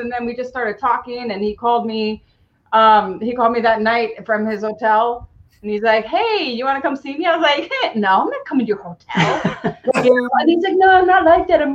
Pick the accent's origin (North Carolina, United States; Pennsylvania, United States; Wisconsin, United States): Wisconsin, United States; Milwaukee; moved away as an adult; also born or lived in Lexington, Kentucky; now in Los Angeles, United States; I'm from Milwaukee